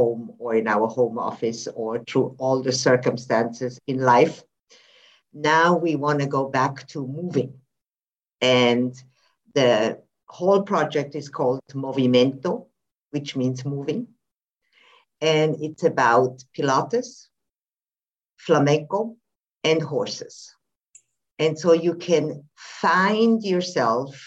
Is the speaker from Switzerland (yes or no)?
yes; Switzerland; now in Spain; I live in Spain at the moment, but I'm also from Switzerland.